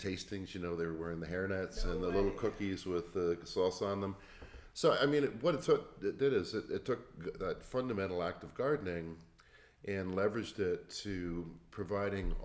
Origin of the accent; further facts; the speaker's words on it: Toronto, Hamilton area, Ontario, Canada; moved away as an adult; also born or lived in Cleveland, United States; I'm from Toronto, Hamilton area